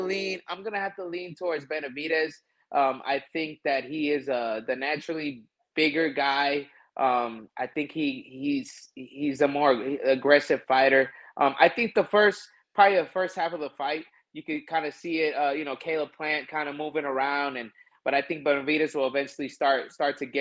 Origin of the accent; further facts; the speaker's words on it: Milwaukee, Wisconsin, United States; I'm from Milwaukee, Wisconsin